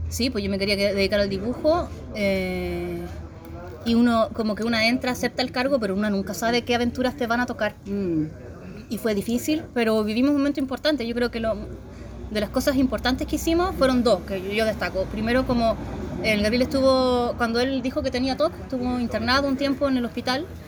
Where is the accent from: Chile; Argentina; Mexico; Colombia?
Chile; San Felipe, Valparaíso; soy de San Felipe, no de Punta Arenas